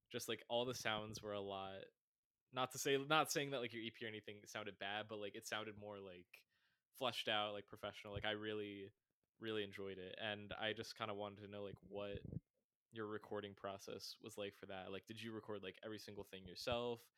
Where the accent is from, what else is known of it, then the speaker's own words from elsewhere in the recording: Triadelphia, West Virginia, United States; I'm from Triadelphia